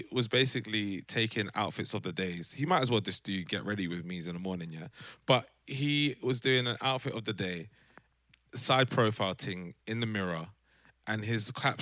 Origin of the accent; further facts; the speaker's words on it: London, United Kingdom; I am from South London